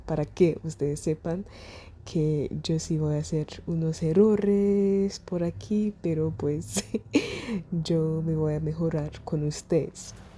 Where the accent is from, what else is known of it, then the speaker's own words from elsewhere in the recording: Germany; Spanish is a second language; el español no es mi primer idioma. Yo nací en Alemania, yo soy alemana, yo hablo alemán